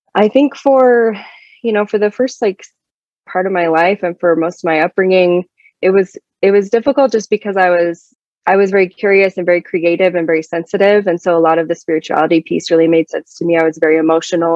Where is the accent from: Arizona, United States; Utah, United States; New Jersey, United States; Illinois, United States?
Utah, United States; Sandy; also born or lived in Kansas City; I grew up in Sandy, Utah, which is a very suburban, very Mormon neighborhood